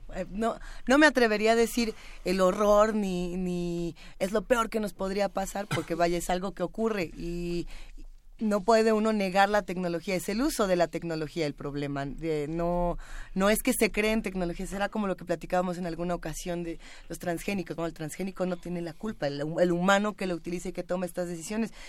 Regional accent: Mexico; nuestro país, que vamos, somos, eh, los, mexicanos

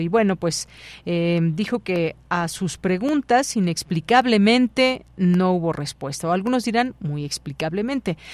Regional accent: Mexico; como, mexicanos

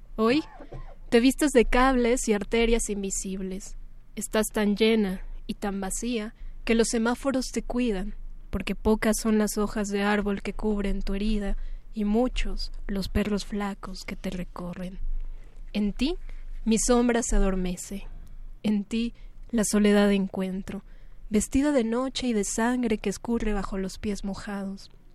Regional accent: Mexico City, Mexico; el lugar en donde nací, ¿no? La Ciudad de México

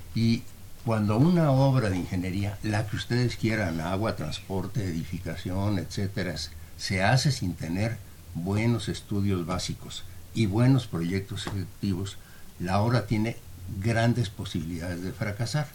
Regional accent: Mexico; somos los mexicanos

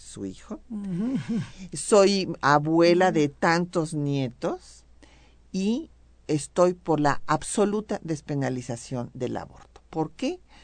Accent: Mexico

